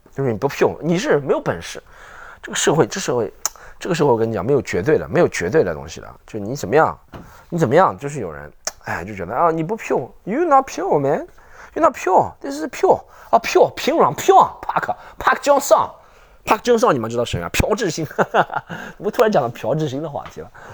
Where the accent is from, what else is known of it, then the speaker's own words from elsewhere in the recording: Shanghai, China; accent: Shanghai; 你们对上海，就我这个口音的人